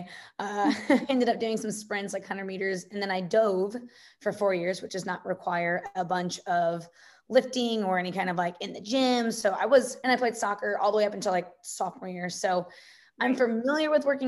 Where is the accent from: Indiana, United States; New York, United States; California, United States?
Indiana, United States; Evansville; I'm born and raised in Evansville, Indiana